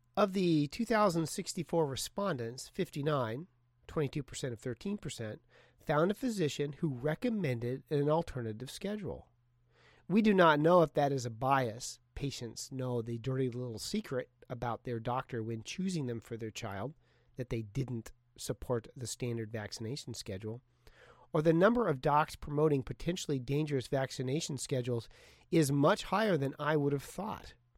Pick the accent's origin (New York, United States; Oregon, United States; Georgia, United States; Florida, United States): Oregon, United States; Portland; my hometown, Portland